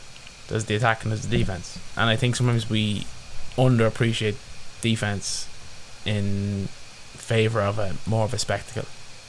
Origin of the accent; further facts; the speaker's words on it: Ireland; as Irish sports fans